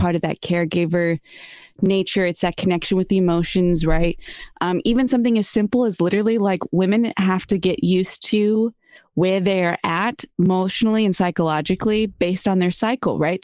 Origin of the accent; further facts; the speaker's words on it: San Diego, California, United States; now in Los Angeles, United States; growing up in San Diego